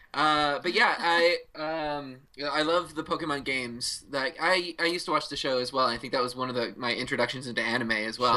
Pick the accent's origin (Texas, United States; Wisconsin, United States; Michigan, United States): Wisconsin, United States; Freedom; also born or lived in Orlando, Florida; my hometown in Freedom, Wisconsin